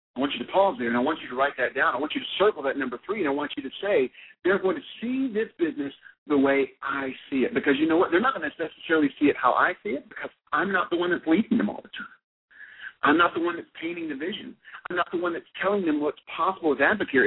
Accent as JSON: {"language": "English", "region": "Alabama", "country": "United States", "said": "I'm from Alabama. I come by this accent honestly"}